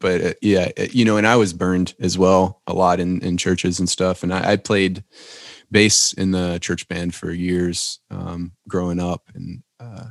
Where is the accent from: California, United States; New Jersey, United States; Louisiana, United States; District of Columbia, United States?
Louisiana, United States; Tioga; now in Nashville, United States; I'm from Tioga, Louisiana.